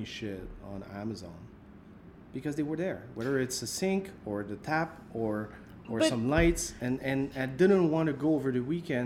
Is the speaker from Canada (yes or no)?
yes; a region far from Montreal, Quebec, Canada; now in Montreal, Canada; I'm a region guy. So I'm not coming from Montreal. I'm not coming from anywhere close to Montreal. I'm coming from a place where it's 6 months winter and it's probably minus 35 right now